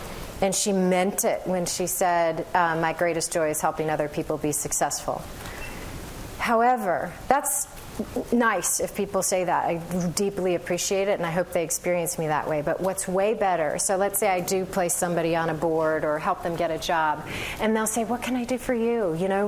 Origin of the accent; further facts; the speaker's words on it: Berkeley, California, United States; Again, I'm from Berkeley, so you have to permit me.